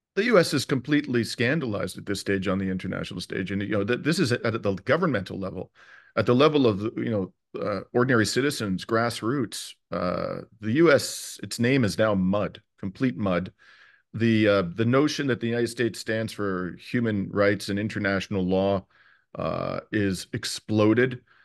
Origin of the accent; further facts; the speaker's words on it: Canada; as a Canadian